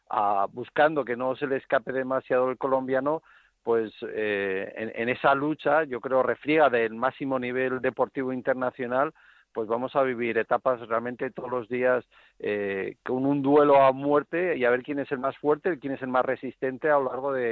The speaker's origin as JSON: {"language": "Spanish", "country": "Spain", "said": "La lástima, pues como, como español"}